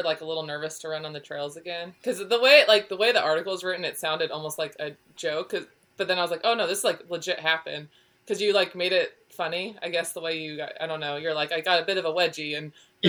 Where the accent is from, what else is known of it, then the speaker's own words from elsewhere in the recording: California, United States; now in South Carolina, United States; I'm from California originally, so.